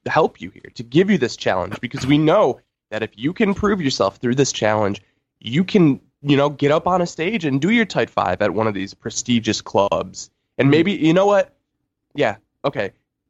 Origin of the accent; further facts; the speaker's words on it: Cheektowaga, New York, United States; I'm from Cheektowaga, New York.